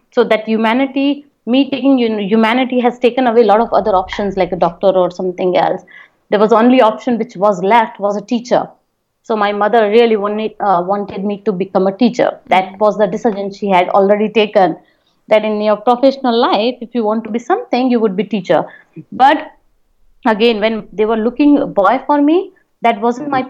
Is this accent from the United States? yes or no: no; Jodhpur, Rajasthan, India; I'm from Jodhpur. I born and raised in Jodhpur.